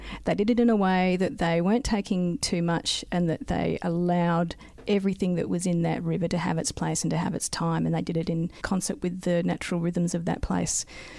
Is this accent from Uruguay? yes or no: no; South Australia, Australia; So I grew up in South Australia, moved away and became a geologist